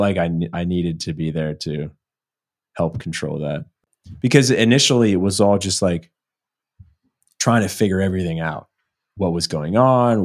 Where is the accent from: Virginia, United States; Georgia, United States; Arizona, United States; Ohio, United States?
Virginia, United States; moved away as an adult; also born or lived in Seattle; I'm from, uh, Virginia originally. I moved to Seattle